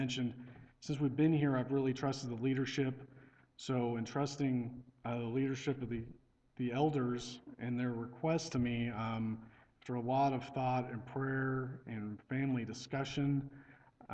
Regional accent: Cortez, Colorado, United States; also born or lived in Oklahoma; when I was about five years old, we moved to Colorado

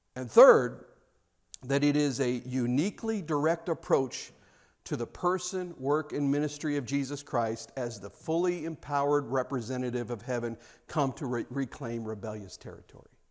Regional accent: United States; I'm an American

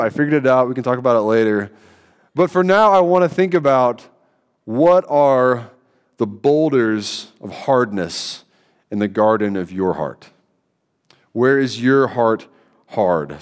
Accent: Central Kentucky, United States; moved away; I'm from Kentucky, Central Kentucky

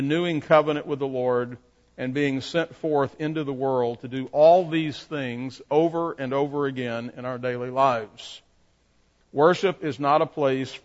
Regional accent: Shreveport, Louisiana, United States; I grew up in Broadmoor Baptist Church in Shreveport

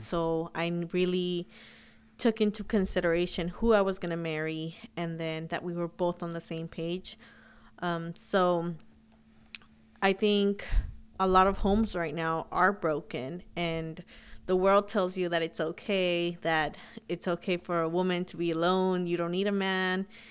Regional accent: Huntington Park, California, United States; also born or lived in Sacramento, California; I grew up in Huntington Park

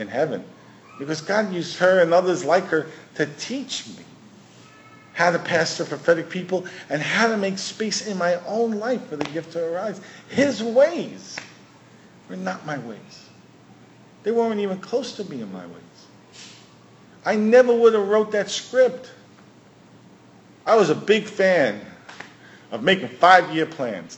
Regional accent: New York City, New York, United States; we grew up in New York City

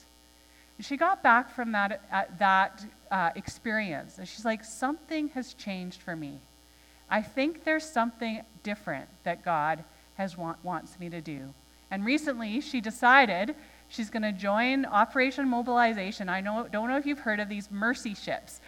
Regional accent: Nanaimo, British Columbia, Canada; moved away; I am an island girl. Okay? I grew up in Nanaimo

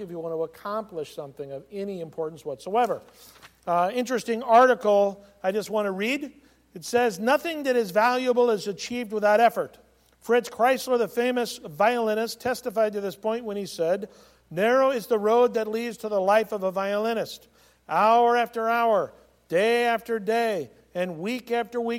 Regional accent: California, United States; I was as a kid growing up in California

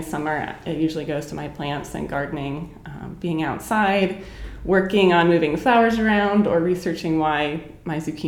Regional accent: Pittsburgh, Pennsylvania, United States; moved away as an adult; now in Lancaster, United States; I grew up in Pittsburgh

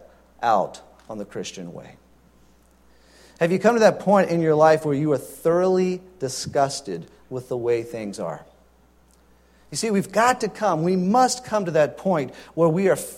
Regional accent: Louisiana, United States; Growing up in Louisiana, we got our driver's license at 15

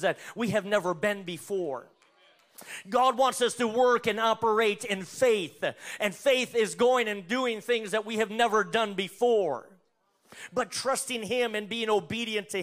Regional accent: North Dakota, United States; moved away; I'm originally from North Dakota

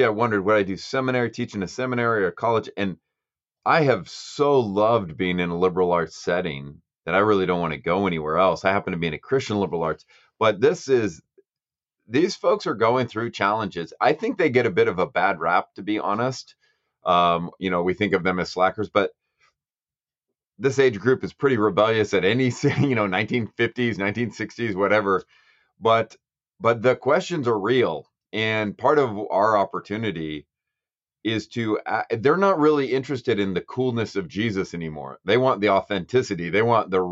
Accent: Lodi, California, United States; I was born and raised in Lodi

